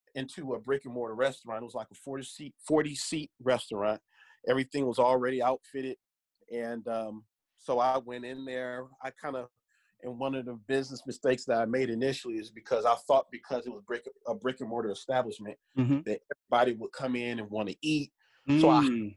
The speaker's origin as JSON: {"language": "English", "town": "Detroit", "region": "Michigan", "country": "United States", "tie": "born or raised there", "moved": "yes", "lives_now": "Grand Rapids, United States", "said": "I was born and raised in Detroit"}